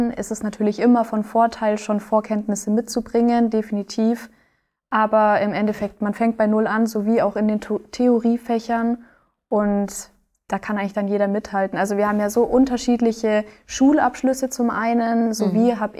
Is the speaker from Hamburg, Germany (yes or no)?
no; Bavaria, Germany; now in Ulm, Germany; also ich komme aus dem Allgäu und habe da eigentlich auch schon eineinhalb Jahre allein in meiner Wohnung gewohnt